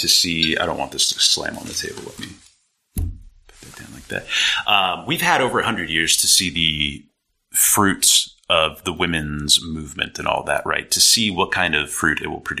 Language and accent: English; Northern California, United States; I'm from California